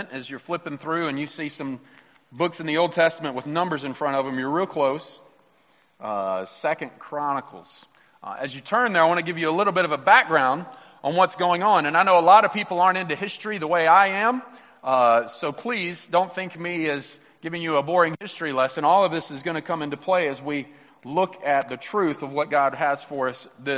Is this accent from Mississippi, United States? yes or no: yes; Mississippi, United States; I'm from Mississippi